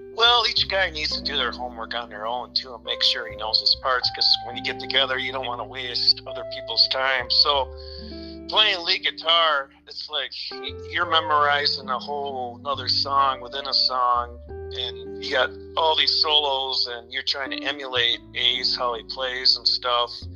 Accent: Kenosha, Wisconsin, United States; moved away as an adult; also born or lived in Carmel, California; now in Minneapolis, United States; we moved to Kenosha, Wisconsin. that's pretty much where I grew up till I was about 19

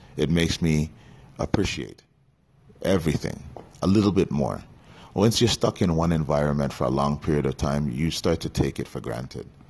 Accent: Canada; Me being born and raised in Canada

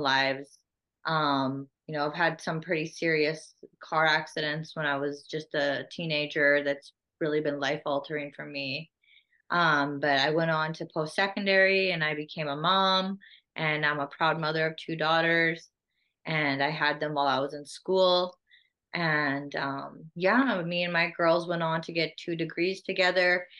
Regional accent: Saskatoon, Saskatchewan, Canada; also born or lived in Whitecap Dakota Nation; I grew up here in in Whitecap and Saskatoon, back and forth from the res to the city

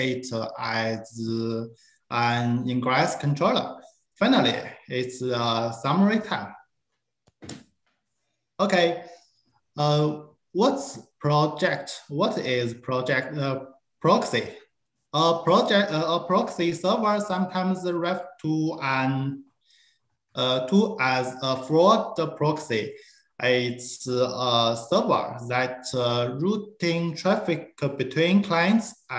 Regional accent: China; also born or lived in Beijing, China; I'm from China

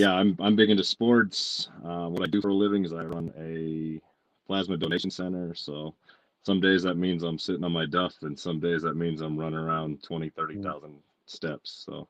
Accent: Colorado, United States; I'm from here, from Colorado. I'm like a third generation native.

